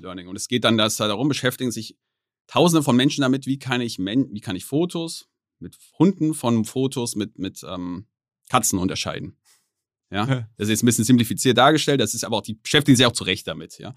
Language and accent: German; Germany; ich als Deutscher